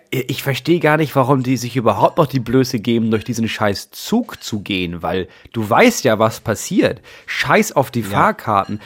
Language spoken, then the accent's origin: German; Schleswig-Holstein, Germany; bei uns Schleswig-Holsteinern